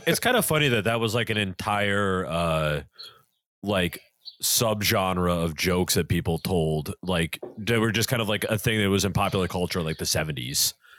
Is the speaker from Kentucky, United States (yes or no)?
no; Massachusetts, United States; my hometown was so Catholic that there were two different parishes.